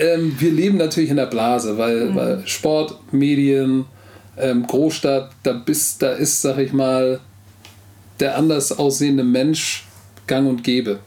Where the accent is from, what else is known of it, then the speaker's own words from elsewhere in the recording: Hamburg, Germany; first language German; Egal, wo du mich in Hamburg rauslässt, ich weiß Bescheid, das ist meine Heimat.